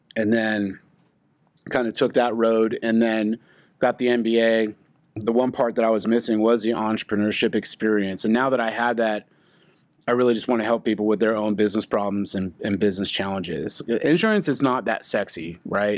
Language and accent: English; Oklahoma City, United States; born and raised in Oklahoma City, Missouri